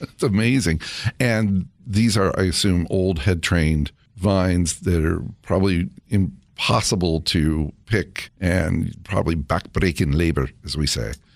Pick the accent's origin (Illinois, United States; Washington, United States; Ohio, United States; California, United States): California, United States; I grew up in California